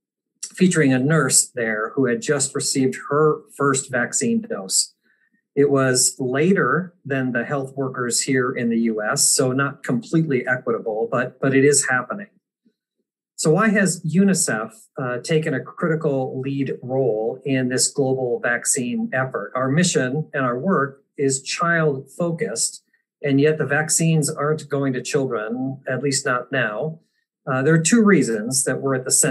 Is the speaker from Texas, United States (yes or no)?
no; Apple Valley, Minnesota, United States; moved away; I am a Minnesota native, as Mark mentioned. I grew up in the Twin Cities in suburban Apple Valley